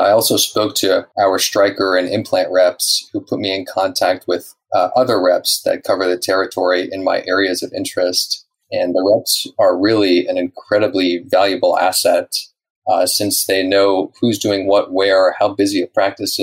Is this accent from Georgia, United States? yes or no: yes; Atlanta suburb, Georgia, United States; also born or lived in Laguna Niguel, California, United States; now in Dana Point, United States; I was born out here in Laguna Niguel, and I moved to a suburb in Atlanta when I was only 6 years old